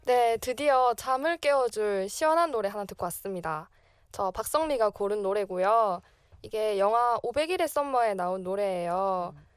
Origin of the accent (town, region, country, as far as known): Masan, South Gyeongsang, South Korea; born or raised there; moved away as an adult; now in Seoul, South Korea